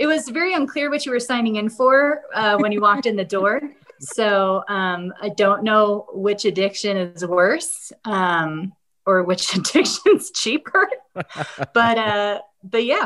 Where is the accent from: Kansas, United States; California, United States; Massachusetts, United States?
Massachusetts, United States; Dartmouth; moved away as an adult; also born or lived in Rhode Island / New York City / Michigan / Wisconsin; now in Denver, United States; I grew up in Massachusetts and kind of lived all over and ended up here in Colorado with stops in New York City and Michigan and Wisconsin and kind of have lived all over